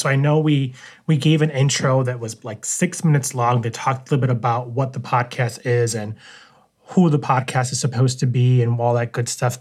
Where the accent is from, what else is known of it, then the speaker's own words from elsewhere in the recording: New York City, New York, United States; now in Syracuse, United States; I was born and raised in New York City, Queens, New York